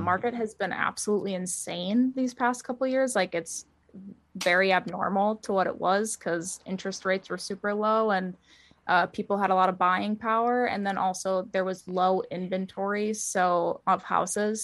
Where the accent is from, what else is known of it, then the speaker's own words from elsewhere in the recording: Wisconsin, United States; moved away as an adult; also born or lived in Philadelphia; now in Nashville, United States; raised in Wisconsin mostly